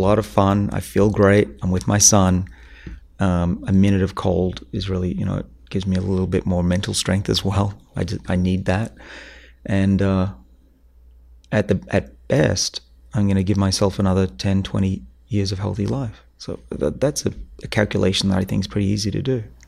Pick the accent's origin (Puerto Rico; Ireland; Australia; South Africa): Australia; now in Boston, United States; I'm from Australia